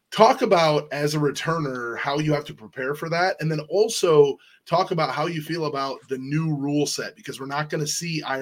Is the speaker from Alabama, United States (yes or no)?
no; Iowa, United States; kid growing up in Iowa, we had the Barnstormers, but I lived like four hours away from the Barnstormers